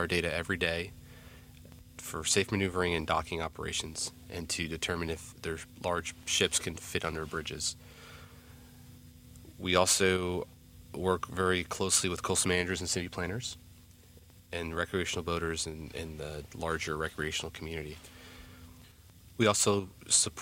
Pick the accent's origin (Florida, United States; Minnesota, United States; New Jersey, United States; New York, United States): New Jersey, United States; growing up in New Jersey, I was always had an affinity for the beach